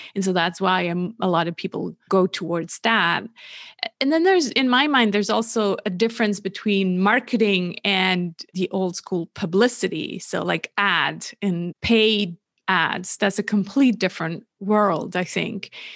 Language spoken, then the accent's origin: English; Switzerland; also born or lived in California; born and raised in Switzerland